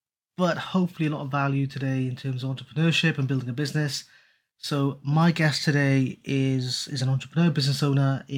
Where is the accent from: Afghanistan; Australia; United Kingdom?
United Kingdom; Newport, Wales; you're from the same city as me. You're from Newport